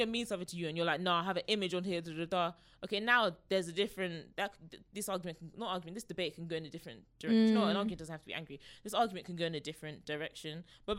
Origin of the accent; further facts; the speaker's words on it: Nigeria; I'm just Nigerian. Not even just, I am Nigerian.